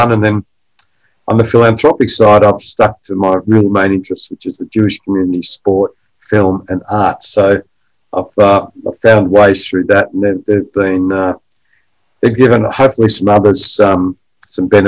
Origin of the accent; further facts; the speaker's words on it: Australia; I grew up in Australia as a first-generation Australian